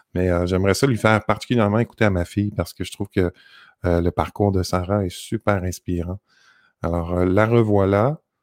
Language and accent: French; Montreal, Quebec, Canada; moved away; moi, je suis de Montréal